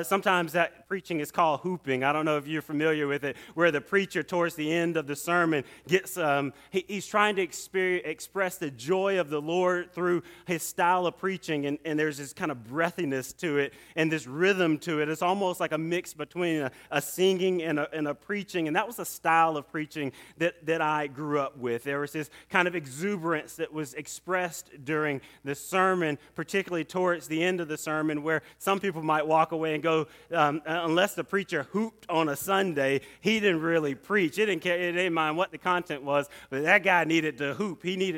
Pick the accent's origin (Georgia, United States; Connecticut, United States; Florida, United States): Georgia, United States; Atlanta; And I grew up right here in Atlanta.